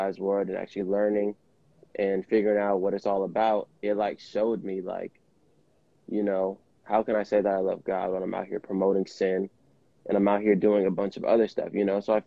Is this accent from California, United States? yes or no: yes; Vallejo, California, United States; I'm an artist from the Bay Area, Vallejo, California